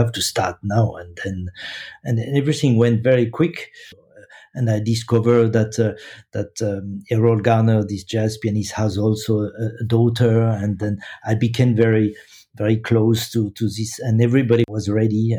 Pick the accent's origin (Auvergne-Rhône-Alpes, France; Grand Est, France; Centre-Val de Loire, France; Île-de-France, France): Île-de-France, France; Paris; moved away as an adult; now in Zurich, Switzerland; I was born in Paris and moved to Zurich a long time ago